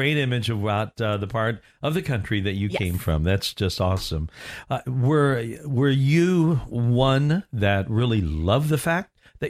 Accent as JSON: {"language": "English", "town": "Orlando", "region": "Florida", "country": "United States", "said": "And she found out that I'm from Orlando."}